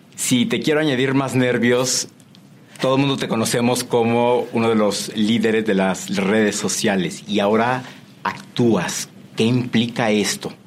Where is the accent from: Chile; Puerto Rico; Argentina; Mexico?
Mexico; como mexicano